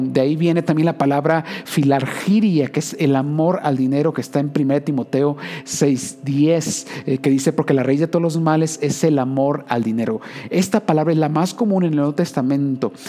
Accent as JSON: {"language": "Spanish", "area": "Usmajac", "region": "Jalisco", "country": "Mexico", "tie": "born or raised there", "lives_now": "Guadalajara, Mexico", "said": "yo soy de un pueblo, eh, podrías llegar a cualquier punto en 15 minutos. Yo recuerdo, yo crecí en Uzmajajali"}